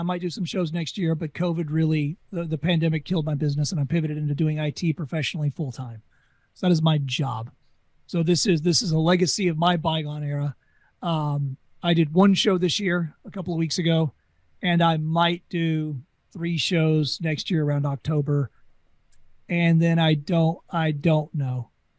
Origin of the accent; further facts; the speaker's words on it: Louisiana, United States; I don't need to tell you I'm from Louisiana. You're not going to pick it up.